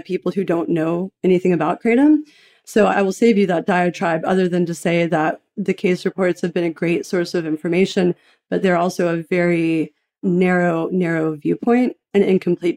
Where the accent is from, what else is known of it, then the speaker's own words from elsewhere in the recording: Knoxville, Tennessee, United States; I grew up in a fairly averagely dysfunctional, eccentric house. I'm from Knoxville, Tennessee